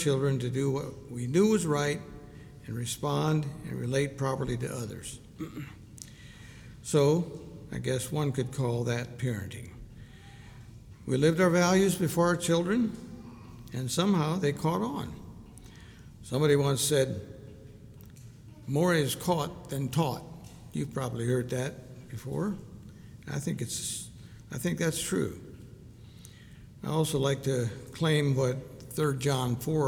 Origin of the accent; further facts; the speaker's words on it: Ohio, United States; also born or lived in Hartville, Ohio; I grew up in Ohio